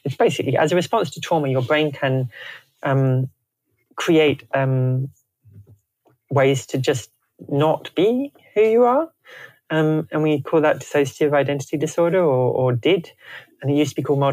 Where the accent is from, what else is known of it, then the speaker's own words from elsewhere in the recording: Canterbury, South East England, United Kingdom; moved away; also born or lived in Sydney; I come from Canterbury in Kent, and it was very stable, and a very stable childhood